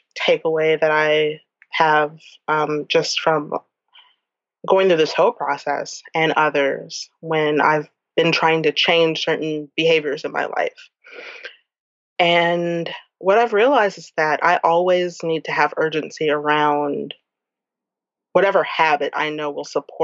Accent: New Orleans, Louisiana, United States; I'm from New Orleans

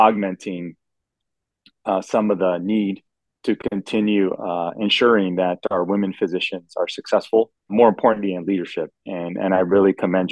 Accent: Los Angeles, California, United States; I was born in Los Angeles

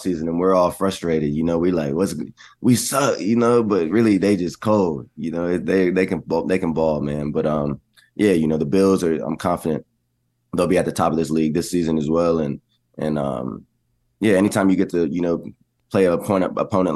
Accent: Texas, United States; I'm from Texas

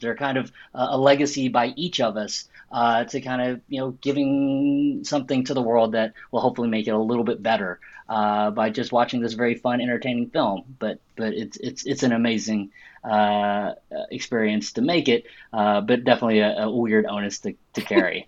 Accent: Arkansas, United States; I grew up in Arkansas

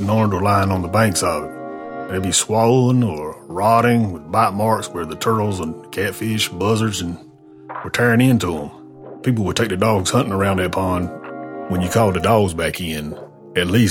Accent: North Carolina, United States; I'm from North Carolina

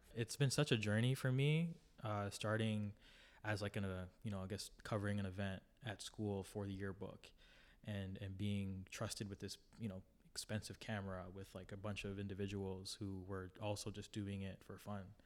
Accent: Toronto, Ontario, Canada; I grew up in the Jane and Lawrence area in the western, western, um, part of Toronto

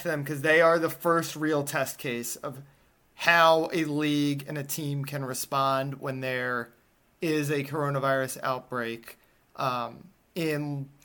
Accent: Northeast, United States; moved away; I'm from the Northeast, so I grew up caring about hockey.

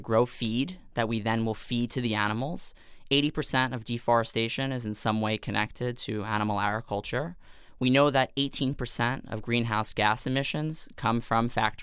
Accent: New York City, New York, United States; born or raised there

